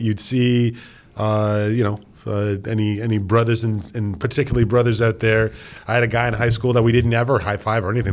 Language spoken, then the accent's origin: English; Canada; We are from Canada